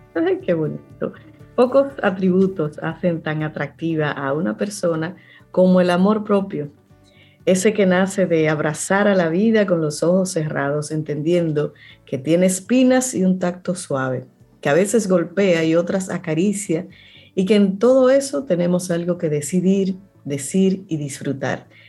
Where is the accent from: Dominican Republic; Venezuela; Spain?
Dominican Republic; Cibao; tú y yo somos de Cibao